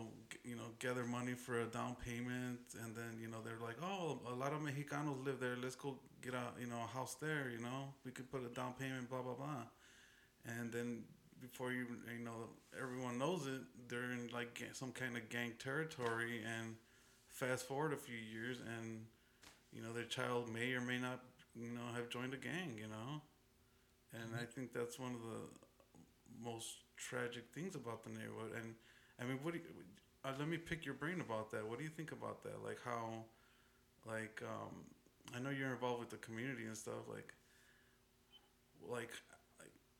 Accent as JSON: {"language": "English", "town": "Chicago", "region": "Illinois", "country": "United States", "tie": "born or raised there", "said": "growing up in Little Village"}